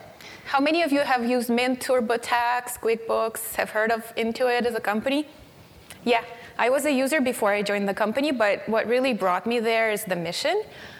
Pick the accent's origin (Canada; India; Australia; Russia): Russia; Siberia; English is a second language; moved away as an adult; When I was 19, I moved from Siberia, and one of the articles is about